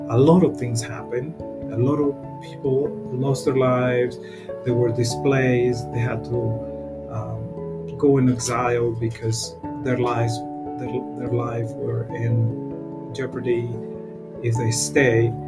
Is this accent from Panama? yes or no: yes; Panama; moved away as an adult; now in United States; I am originally from Panama. Um, I have lived here in the United States for almost 30 years.